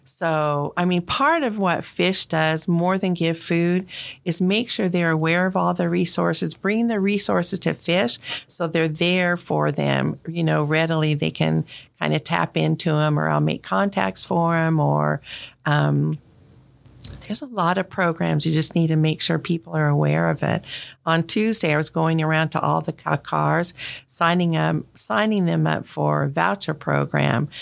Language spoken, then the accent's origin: English; Colorado, United States; moved away as an adult; now in Fairborn, United States; I grew up in Colorado